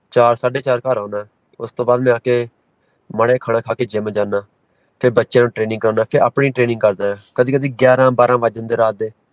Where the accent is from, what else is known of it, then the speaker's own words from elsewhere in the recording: Melbourne, Victoria, Australia; ਅਸੀਂ ਹਾਂਜੀ ਮੈਲਬਨ ਦੇ ਜੰਪ ਵਾਲੇ ਹਾਂ ਸਾਰੇ ਭੈਣ ਭਰਾ ਸਾਰੇ